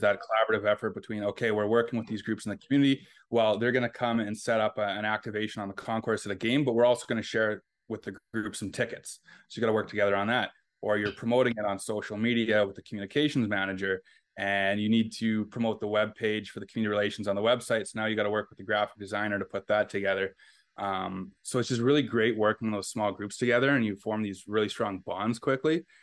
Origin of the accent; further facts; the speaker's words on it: Fort Frances, Ontario, Canada; also born or lived in Ottawa / Moncton; now in Winnipeg, Canada; I grew up in Fort Francis, Ontario.